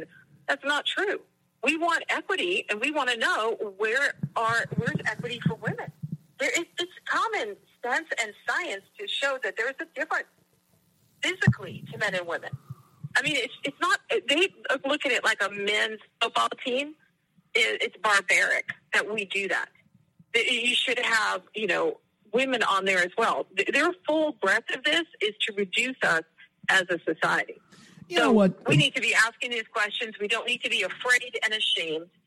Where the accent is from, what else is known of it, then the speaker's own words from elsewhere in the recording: United States; I don't care. I'm, a, I'm an American.